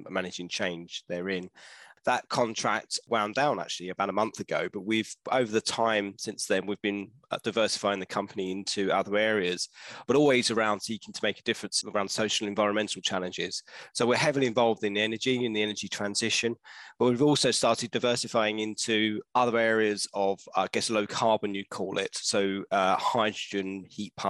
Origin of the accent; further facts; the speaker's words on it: London, United Kingdom; also born or lived in Bath; I grew up around Leytonstone, Chingford, that way